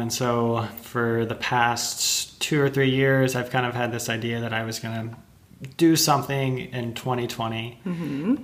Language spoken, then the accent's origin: English; Texas, United States; moved away; I'm originally from Texas